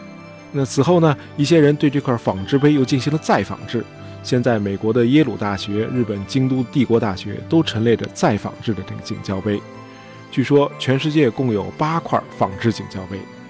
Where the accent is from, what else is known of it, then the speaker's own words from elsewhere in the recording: China; 尤其是被我们中国人遗忘的中西交流史。